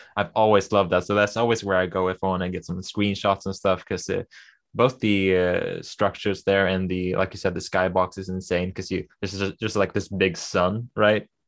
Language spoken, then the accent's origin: English; Sweden; accent: Swedish; English is a second language; I never liked my accent 'cause it's, uh, you know, the typical Swedish, I don't really have the typical Swedish accent, but I don't have a perfect American accent either